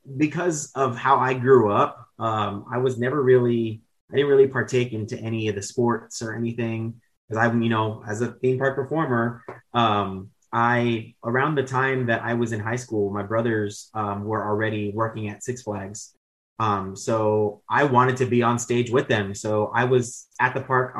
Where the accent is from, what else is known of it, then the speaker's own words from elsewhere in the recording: San Antonio, Texas, United States; moved away as an adult; now in Richmond, United States; I am from San Antonio, born and raised